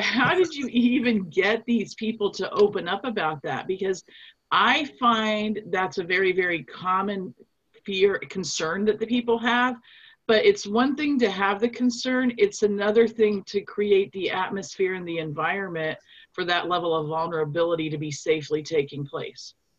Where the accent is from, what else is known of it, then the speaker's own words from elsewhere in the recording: Nuremberg, Bavaria, Germany; now in United States; I'm actually from Nuremberg, Germany. So you know, we Germans we have a strong work ethic